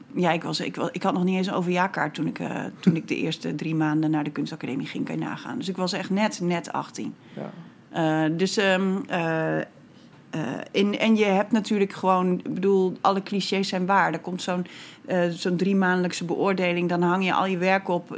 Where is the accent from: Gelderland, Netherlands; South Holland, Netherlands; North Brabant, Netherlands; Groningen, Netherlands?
Groningen, Netherlands; Bedum; now in Rotterdam, Netherlands; ik kom uit Groningen. Ja. Ook niet eens uit de stad trouwens, uit de, uit de provincie